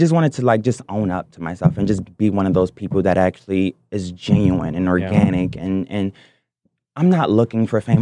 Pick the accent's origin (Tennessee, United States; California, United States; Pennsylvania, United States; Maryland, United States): Maryland, United States; Baltimore; growing up in Baltimore